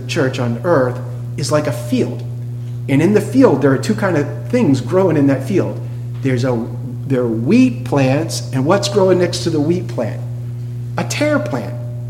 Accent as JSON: {"language": "English", "area": "New England", "region": "Massachusetts", "country": "United States", "said": "I come from New England, Massachusetts."}